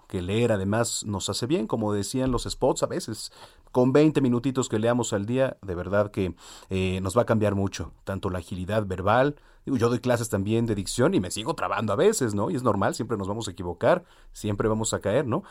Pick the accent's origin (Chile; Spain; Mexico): Mexico; nosotros como mexicanos